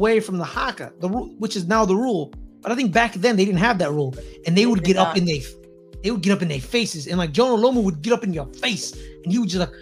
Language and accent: English; United States; I'm an American